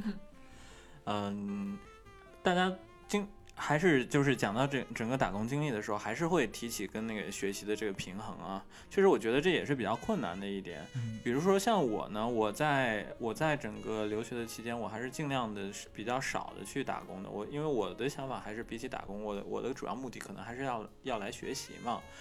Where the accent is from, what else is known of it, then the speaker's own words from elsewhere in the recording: China; moved away as an adult; now in Japan; 作为中国人